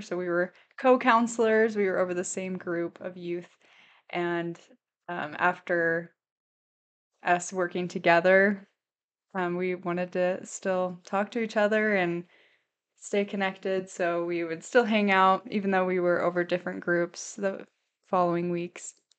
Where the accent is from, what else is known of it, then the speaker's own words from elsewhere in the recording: St. Louis, Missouri, United States; moved away as an adult; now in Idaho, United States; I grew up in Saint Louis, Missouri